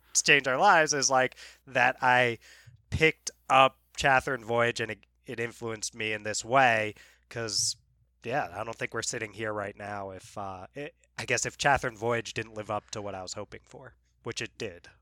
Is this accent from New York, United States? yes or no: yes; New York, United States; moved away; we're from New York originally